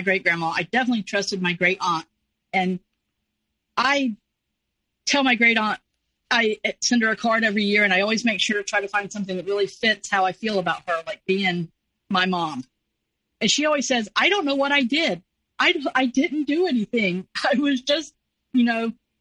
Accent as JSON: {"language": "English", "region": "the North", "country": "United States", "moved": "yes", "said": "I was from a different state. I was from the North. I was the Yankee."}